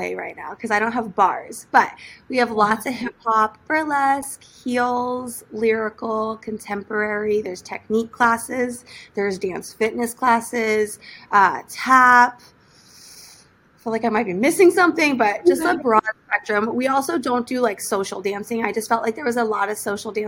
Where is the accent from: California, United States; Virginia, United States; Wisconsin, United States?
California, United States; Hollywood / Newport; also born or lived in Thermopolis, Wyoming; I moved to California when I was about 5 years old, and I've been here ever since. First, I was in Hollywood, and then I moved down to Newport when I was in seventh grade